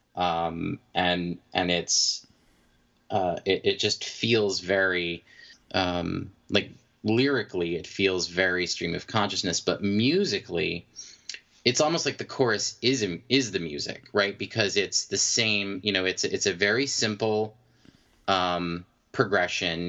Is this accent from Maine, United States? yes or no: yes; Maine, United States; I'm from Maine.